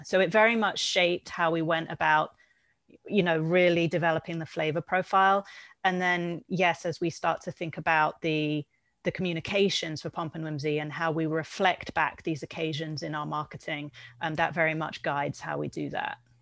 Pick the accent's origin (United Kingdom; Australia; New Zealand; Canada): United Kingdom; being British